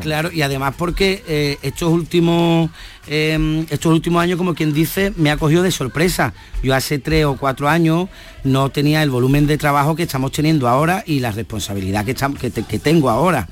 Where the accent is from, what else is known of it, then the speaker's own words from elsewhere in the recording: Andalusia, Spain; nosotros andaluz